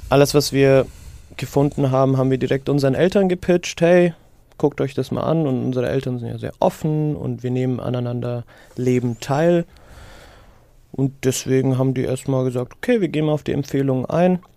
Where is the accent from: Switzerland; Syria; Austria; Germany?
Syria; ich kann mich nicht entsinnen, in meiner Kindheit in Syrien jemals abgepacktes Fleisch, Obst oder Gemüse gekauft zu haben